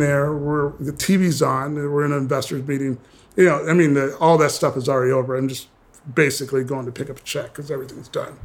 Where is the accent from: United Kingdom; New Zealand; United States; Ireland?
United States; Minnesota; also born or lived in Kansas City, Missouri; I was born in Kansas City, grew up in Minnesota